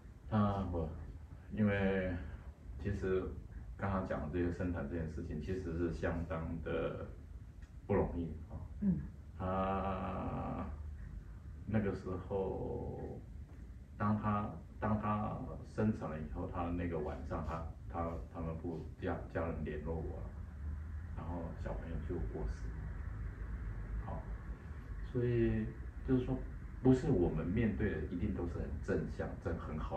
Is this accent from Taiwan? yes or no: yes; Taiwan; 对，是我们台湾人这样子。